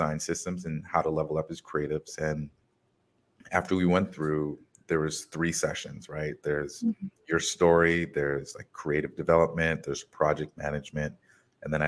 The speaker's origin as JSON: {"language": "English", "country": "United States", "said": "this is something that came from my experience in America, like being American, being American, but not of America"}